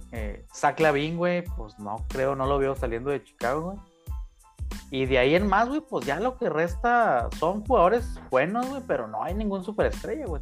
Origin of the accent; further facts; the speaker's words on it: Chihuahua, Mexico; nosotros que nos criamos en Chihuahua